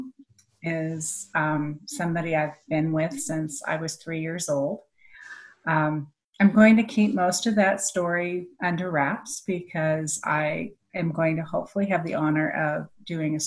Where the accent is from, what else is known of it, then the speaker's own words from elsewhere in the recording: Ketchikan, Alaska, United States; I was born in Ketchikan, Alaska in 1961